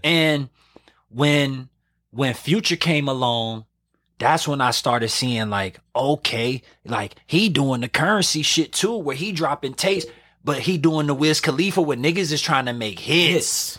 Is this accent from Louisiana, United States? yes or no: yes; New Orleans, Louisiana, United States; I'm doing it from New Orleans